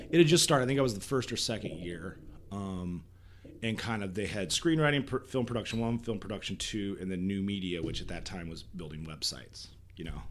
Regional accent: Fremont, Nebraska, United States; moved away; also born or lived in Wayne, Nebraska / Columbus, Nebraska; we moved to Fremont when I was like three and grew up there, graduated, and um, my parents still live there

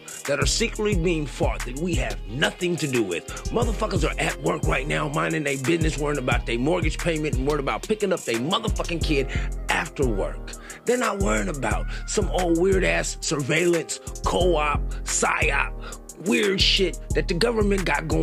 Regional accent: United States; as a American born and raised in this motherfucking country

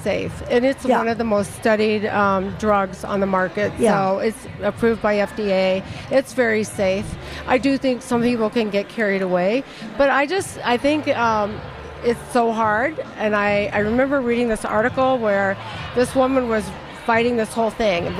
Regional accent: Florida, United States; I grew up in Florida.

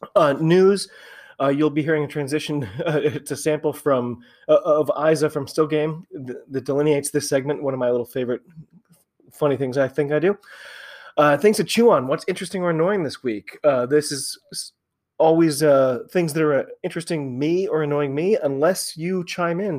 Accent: United States; I'm an American

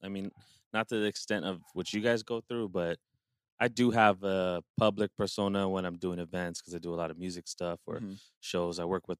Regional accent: Hawaii, United States; I'm from Hawaii. … It's my thing.

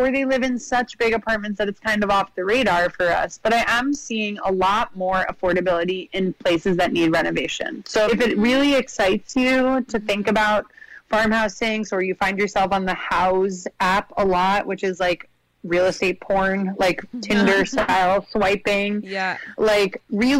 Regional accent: New York City, New York, United States; now in Brooklyn, United States; growing up in Manhattan

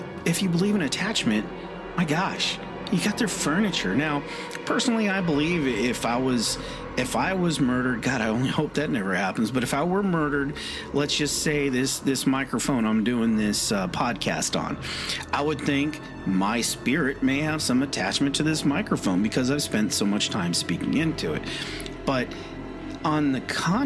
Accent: West Coast, United States; moved away; also born or lived in California; I'm originally from the West Coast, and I did live in California for a little while

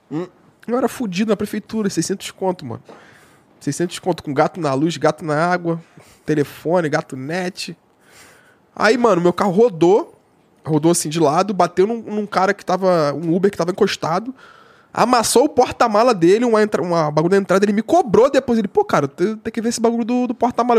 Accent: Nova Iguaçu, Rio de Janeiro, Brazil; eu moro em Nova Iguaçu

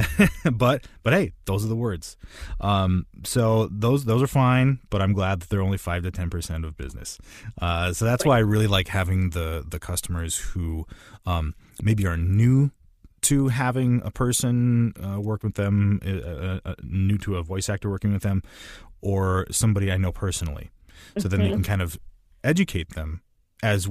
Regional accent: Midwest, United States; I'm from the Midwest most of my life

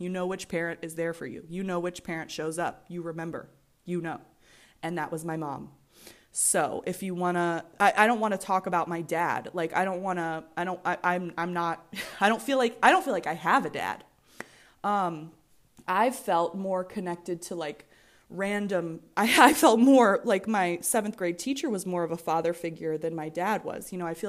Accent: Virginia, United States; And I'm from Virginia.

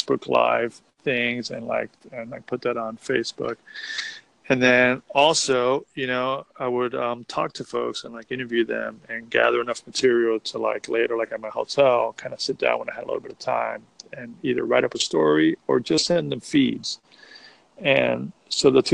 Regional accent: Miami, Florida, United States; now in Austin, United States; I'm from South Florida. I'm from Miami

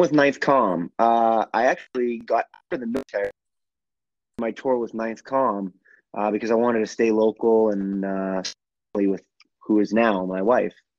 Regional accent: Gloucester, Massachusetts, United States; I'm originally from Gloucester, Massachusetts

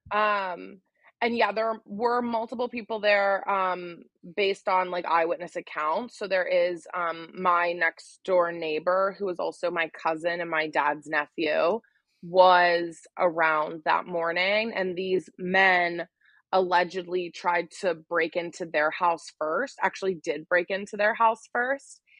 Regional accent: Wheeling, West Virginia, United States; also born or lived in Charleston, West Virginia; I was born in Wheeling, West Virginia

